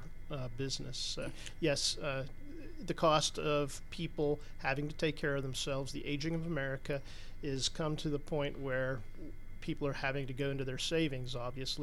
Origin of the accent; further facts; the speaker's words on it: Pittsburgh, Pennsylvania, United States; also born or lived in Western New York; I grew up in an insurance family in Pittsburgh, Pennsylvania